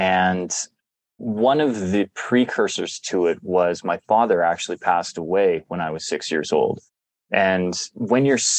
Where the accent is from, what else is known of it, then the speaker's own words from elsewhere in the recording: Calgary, Alberta, Canada; right across from City Hall was the main theater district for Calgary, where I grew up